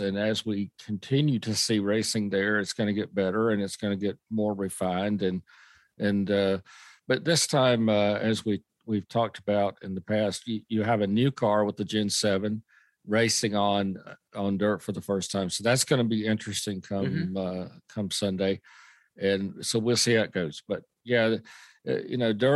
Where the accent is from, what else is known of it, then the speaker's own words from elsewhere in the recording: Lexington, North Carolina, United States; also born or lived in Clinton, North Carolina; I'm actually from Clinton, North Carolina, but I grew up in the Welcome, Lexington area